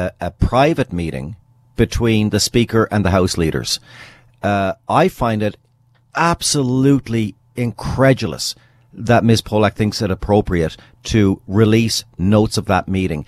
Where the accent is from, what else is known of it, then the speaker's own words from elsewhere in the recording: British Columbia, Canada; me personally, as a British Columbian